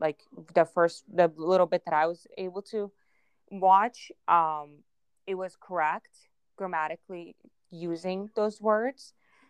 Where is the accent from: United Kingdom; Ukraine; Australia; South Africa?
Ukraine; first language Russian; English is a second language; moved away; I actually went to school in Ukraine. Russian was my first language, actually. I read, write all of that Russian.